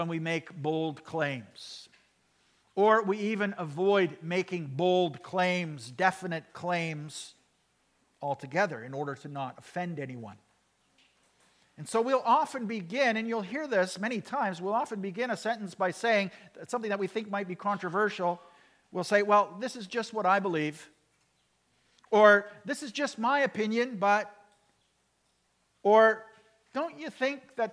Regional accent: Canada; we, as Canadian Christians living in the 21st century

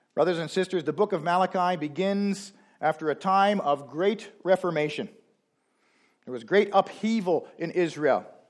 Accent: Canada; now that we are Canadian

